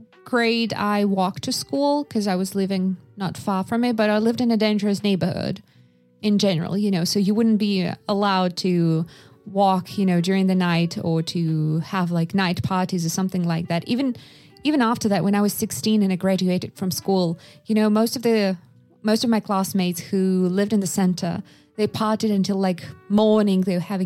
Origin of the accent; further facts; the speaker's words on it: Sakha Republic, Russia; English is a second language; So I was growing up in Yakutia. So very remote area, incredibly cold. And I was born in 1993.